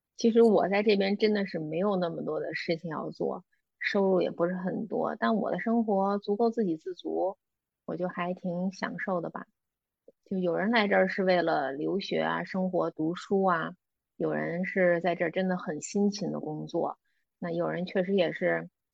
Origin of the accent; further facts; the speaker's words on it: Beijing, China; moved away as an adult; now in Greece; 我是土生土长的北京人，在北京工作了八年